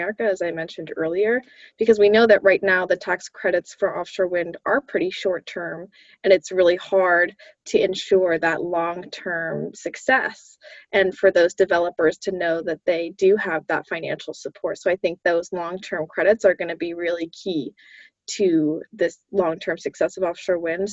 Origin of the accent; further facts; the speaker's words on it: Massachusetts, United States; I grew up in Massachusetts